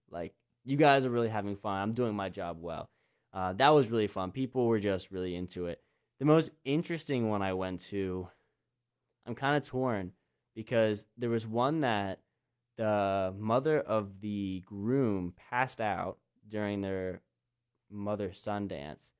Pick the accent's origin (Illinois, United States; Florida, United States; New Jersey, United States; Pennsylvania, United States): Pennsylvania, United States; Lancaster County; I grew up in Lancaster County, Pennsylvania, like literally where we are now